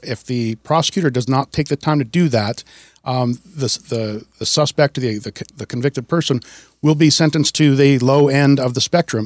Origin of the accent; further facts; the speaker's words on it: Wisconsin, United States; moved away as an adult; also born or lived in Washington; now in Snohomish County, United States; I grew up in Wisconsin. I moved out to Washington in 1996.